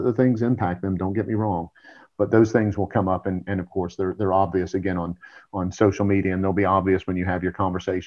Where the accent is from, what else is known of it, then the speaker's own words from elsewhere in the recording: Georgia, United States; I'm from Georgia